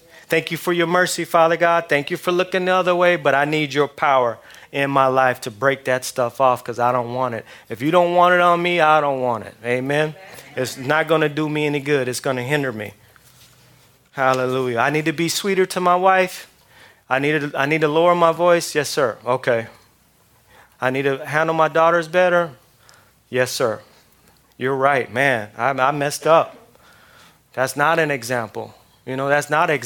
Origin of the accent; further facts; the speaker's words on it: outside of Los Angeles, California, United States; I grew up outside of Los Angeles, you know, primarily in the 70s and the 80s